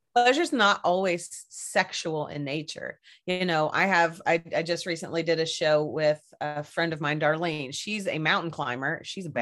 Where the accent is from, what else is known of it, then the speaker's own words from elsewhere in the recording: Kentucky, United States; also born or lived in Seattle area; now in Seattle, United States; originally I am from Kentucky, and uh, I I grew up on a little middle of nowhere place